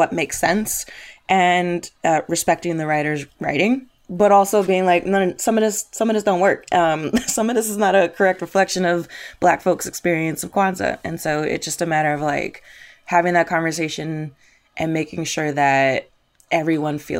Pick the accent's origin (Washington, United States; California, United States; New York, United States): New York, United States; New York City; I grew up in Brooklyn. I'm from New York